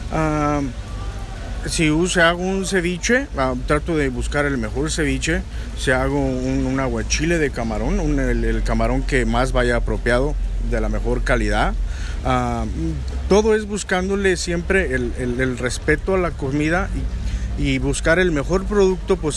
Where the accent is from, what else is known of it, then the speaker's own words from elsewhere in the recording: Michoacán, Mexico; que soy de Michoacán, para nosotros la comida es cultura